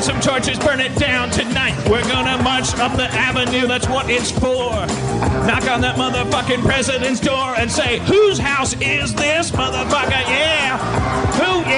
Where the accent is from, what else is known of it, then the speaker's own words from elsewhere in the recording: Wisconsin, United States; growing up in Wisconsin